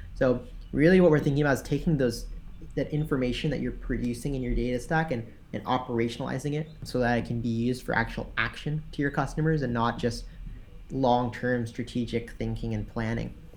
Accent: Tennessee, United States; now in San Francisco, United States; I'm from Tennessee, so I'm from from the southeast.

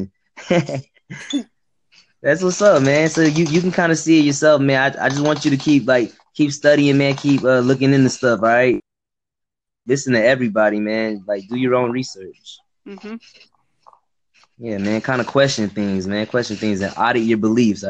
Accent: Texas, United States; also born or lived in Dallas, Texas; I'm from Texas, man. I'm in Dallas, Texas.

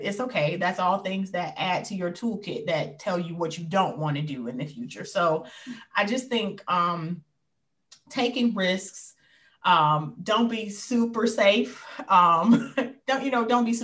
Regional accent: Detroit, Michigan, United States; I was born and raised here

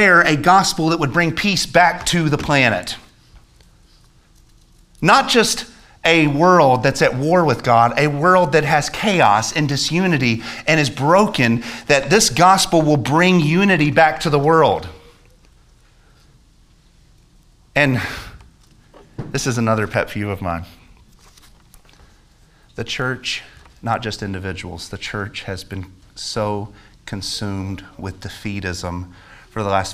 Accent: United States; As an American

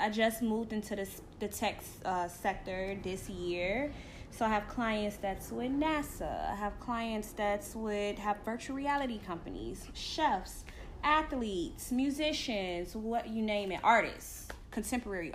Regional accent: Chicago, Illinois, United States; moved away as an adult; now in Los Angeles, United States; I'm from the south side of Chicago. Southside, Simeon, 2007

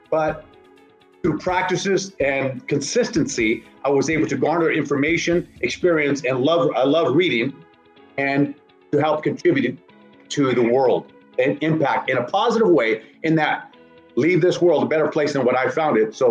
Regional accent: Northern California, United States; I'm from Northern California

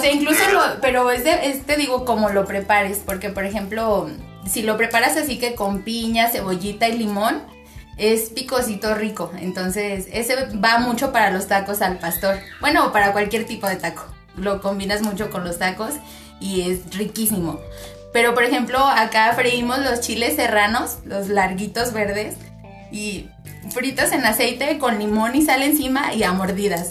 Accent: Mexico; yo siendo mexicana

